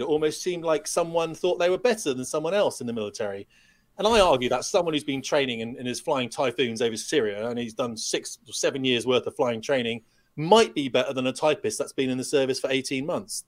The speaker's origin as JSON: {"language": "English", "country": "United Kingdom", "said": "we're British"}